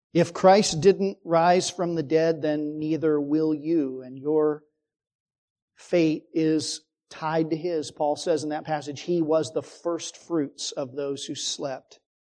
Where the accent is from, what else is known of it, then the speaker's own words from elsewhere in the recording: Phoenix, Arizona, United States; growing up in Phoenix